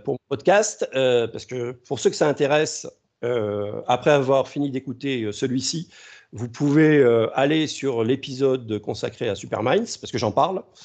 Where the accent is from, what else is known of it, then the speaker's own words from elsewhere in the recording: France; chez nous en France